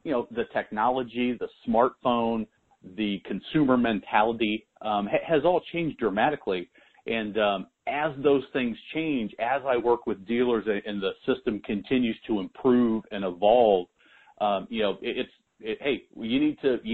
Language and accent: English; Nebraska, United States; moved away; I'm from Nebraska originally